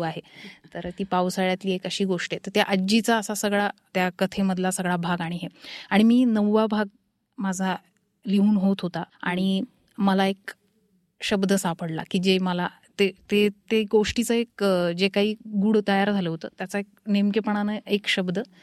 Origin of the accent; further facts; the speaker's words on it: Paithan, Maharashtra, India; moved away; also born or lived in Aurangabad / Pune; मी मूळची पैठणची आहे आणि शिक्षणामुळे औरंगाबाद आणि पुणे असं आम्ही राहत आलो